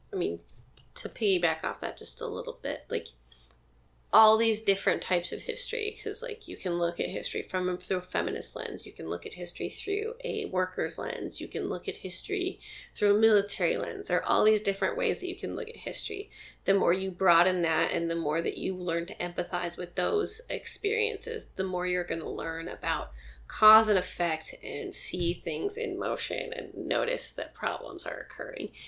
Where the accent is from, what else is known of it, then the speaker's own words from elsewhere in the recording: Montana, United States; now in Portland, United States; I'm from Montana